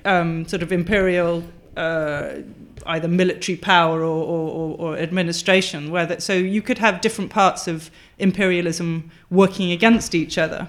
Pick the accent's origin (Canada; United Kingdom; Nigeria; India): United Kingdom; Wales; also born or lived in Durham; growing up in a Welsh-speaking area um, as the child of immigrants who were well, one English and one Czech, so the child of a refugee as well.